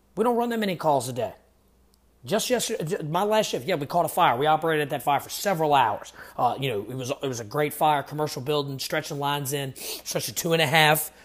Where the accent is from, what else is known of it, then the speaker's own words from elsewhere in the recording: Virginia, United States; I'm from Virginia